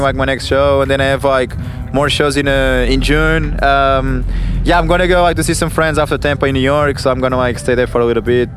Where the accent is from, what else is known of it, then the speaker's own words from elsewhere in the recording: Portugal; growing up in Portugal